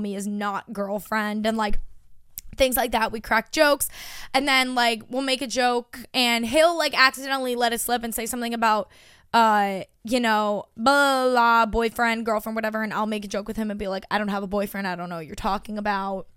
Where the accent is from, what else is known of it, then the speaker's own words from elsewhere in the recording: Long Island, New York, United States; my hometown